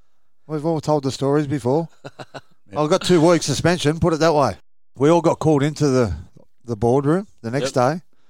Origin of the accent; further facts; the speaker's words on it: Sydney, New South Wales, Australia; I'm from Redfern, mate.